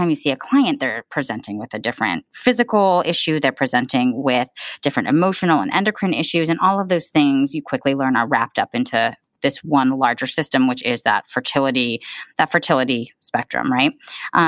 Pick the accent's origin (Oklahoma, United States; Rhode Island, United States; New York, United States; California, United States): California, United States; Southern; moved away as an adult; also born or lived in Michigan / Australia; I was born and raised in Southern California